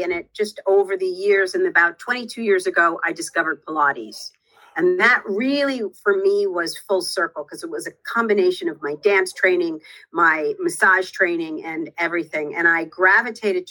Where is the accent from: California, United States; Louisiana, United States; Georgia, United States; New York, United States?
New York, United States; outside of New York City, United States; I grew up outside of New York City.